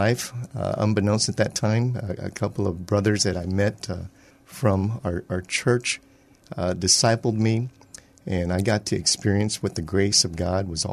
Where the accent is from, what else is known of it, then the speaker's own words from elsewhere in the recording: San Antonio, Texas, United States; I'm actually a native of San Antonio. So I was born and raised here